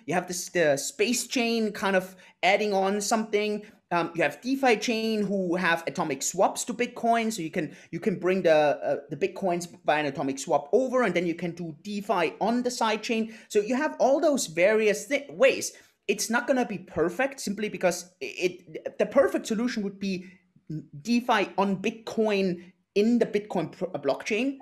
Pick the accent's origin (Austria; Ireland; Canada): Austria; Innsbruck, Tyrol; moved away; also born or lived in Lake Garda, Italy; I'm originally from Austria, uh, from Innsbruck, um, a little town in the mountains